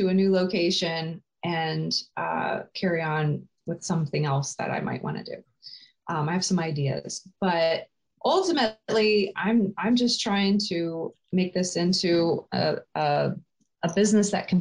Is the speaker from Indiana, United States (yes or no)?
no; Colorado, United States; now in Lansing, United States; I grew up in Colorado